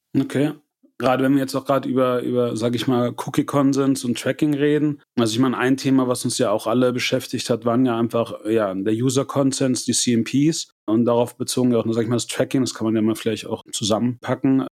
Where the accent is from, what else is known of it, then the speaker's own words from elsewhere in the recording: Germany; wir auch als Deutsche